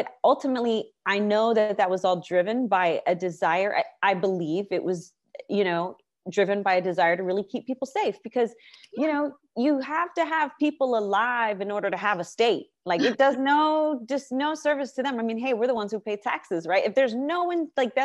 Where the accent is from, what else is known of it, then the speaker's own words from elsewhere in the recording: California, United States; I'm from California, born and raised